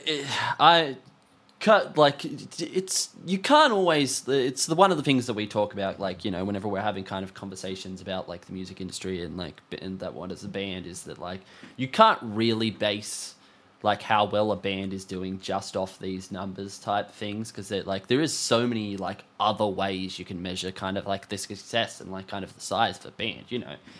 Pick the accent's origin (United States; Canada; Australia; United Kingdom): Australia; being an Australian band